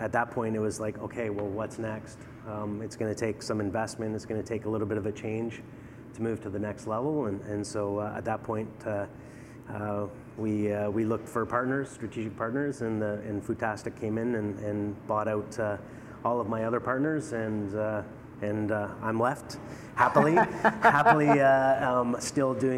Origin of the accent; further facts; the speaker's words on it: British Columbia, Canada; now in Ottawa, Canada; I grew up in BC on the West Coast